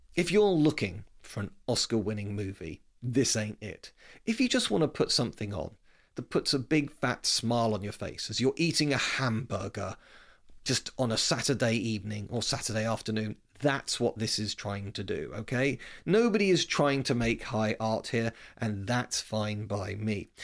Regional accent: United Kingdom; accent: British; also born or lived in West London; you can tell from my accent I'm clearly British

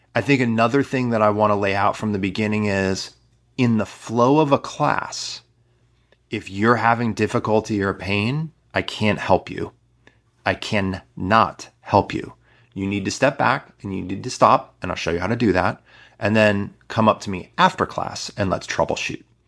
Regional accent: Midwest, United States; I'm from the Midwest

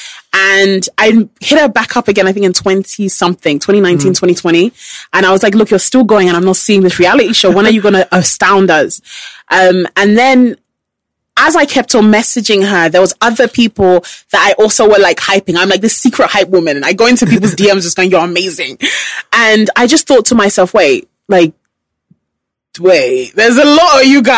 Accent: United Kingdom; As a British person

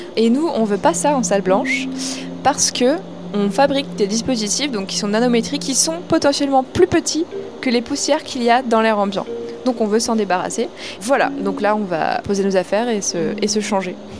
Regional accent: Plougastel-Daoulas, Brittany, France; moved away as an adult; also born or lived in Paris / Grenoble; now in Paris area, France; Je viens donc euh, de Pougassel, donc j'y ai toujours vécu jusqu'à ce que je parte euh, après mon bac

